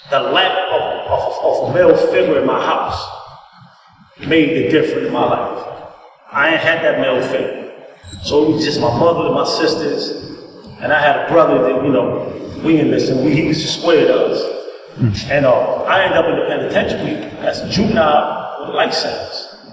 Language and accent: English; Bronx, New York, United States; I grew up in the Bronx with a single mother, six, six of us.